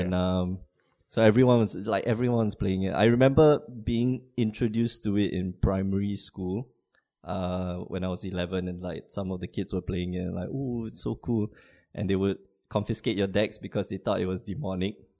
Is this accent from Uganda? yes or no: no; Singapore; moved away as an adult; now in Porto, Portugal; I'm from Singapore